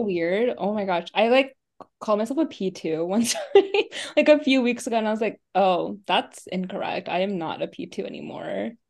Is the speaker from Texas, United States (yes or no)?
no; Overland Park, Kansas, United States; moved away; also born or lived in Des Moines, Iowa; I'm from Overland Park, Kansas